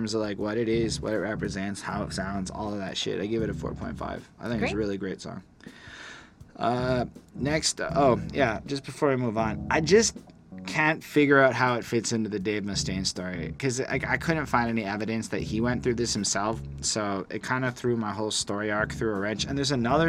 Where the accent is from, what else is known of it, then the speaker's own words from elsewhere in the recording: Canada; We're freaking Canada